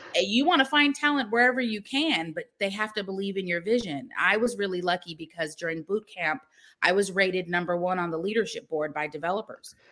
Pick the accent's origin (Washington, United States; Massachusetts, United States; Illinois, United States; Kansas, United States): Washington, United States; Seattle; moved away as an adult; now in Atlanta, United States; I grew up in Seattle